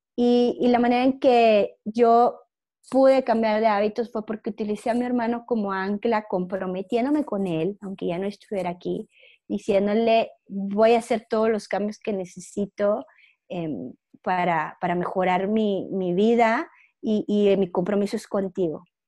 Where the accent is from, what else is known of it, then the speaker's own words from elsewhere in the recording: Monclova, Coahuila, Mexico; moved away as an adult; also born or lived in Monterrey, Mexico / Toluca, Mexico; yo soy de Monclova, Coahuila, y toda mi vida estuve ahí, hasta que yo salí de la carrera